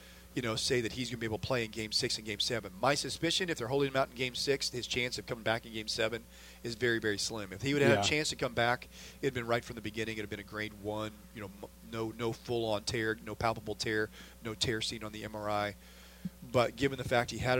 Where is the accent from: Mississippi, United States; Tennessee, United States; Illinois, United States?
Illinois, United States; Southern; I grew up in Southern Illinois, not that far from Bloomington